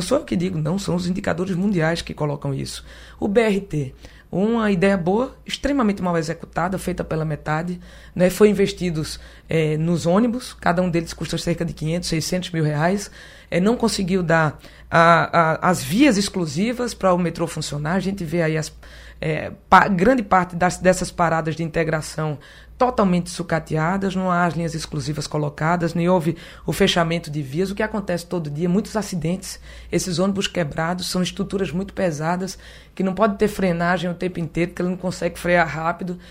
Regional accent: Caruaru, Pernambuco, Brazil; Eu nasci em Caruaru

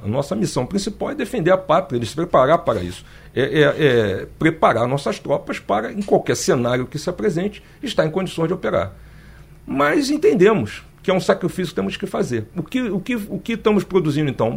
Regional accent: Rio de Janeiro, Brazil; moved away as an adult; also born or lived in Brasília; now in Recife, Brazil; eu sou do natural do Rio de Janeiro

